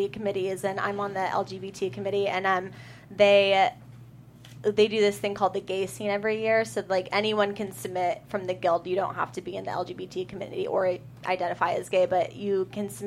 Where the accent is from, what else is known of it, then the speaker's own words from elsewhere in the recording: Bellingham, Washington, United States; my hometown is Bellingham